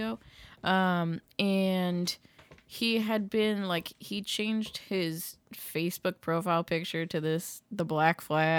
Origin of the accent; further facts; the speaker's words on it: Massachusetts, United States; My hometown in Massachusetts got 3 inches of snow, but they thought they were going to get like 12 to 18 inches.